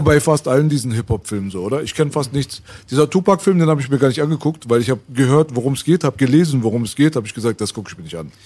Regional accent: Berlin, Germany; Jetzt kommen wir aus Kreuzberg oder Schöneberg

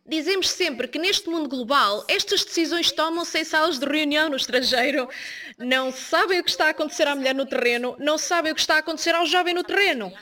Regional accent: South Africa; Sou da África do Sul

